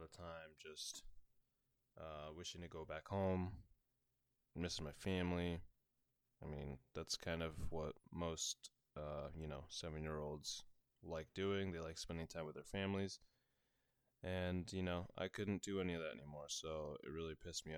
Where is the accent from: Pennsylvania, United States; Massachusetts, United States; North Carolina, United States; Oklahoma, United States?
Massachusetts, United States; Lancaster; also born or lived in Bolivia / Chile; I moved to the U.S. Around, I think I was around seven when I moved here. I lived in a little town called Lancaster, Massachusetts